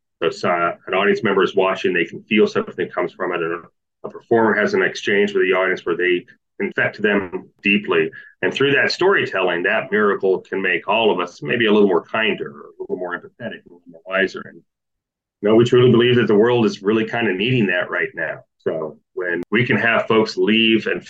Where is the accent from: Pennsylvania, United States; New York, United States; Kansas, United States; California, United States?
Kansas, United States; moved away; also born or lived in Kentucky; a community theater in my hometown of Kansas